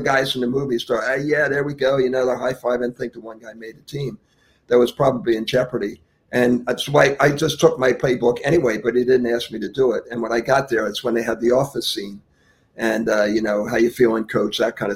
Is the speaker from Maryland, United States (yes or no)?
no; Philadelphia, Pennsylvania, United States; now in Jupiter, United States; growing up in Philadelphia